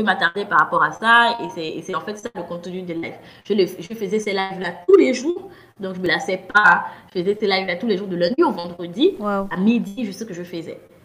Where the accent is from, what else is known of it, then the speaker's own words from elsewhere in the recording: Gabon; also born or lived in France / Cameroon; je suis euh, camerounaise, je suis née au Gabon grandi au Gabon